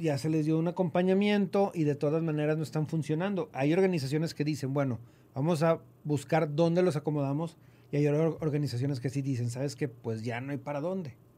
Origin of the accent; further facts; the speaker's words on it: Mexico; como mexicanos